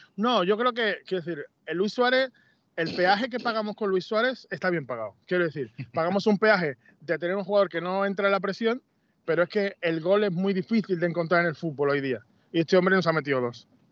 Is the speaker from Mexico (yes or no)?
no; Seville, Andalusia, Spain; moved away as an adult; yo me crié en Sevilla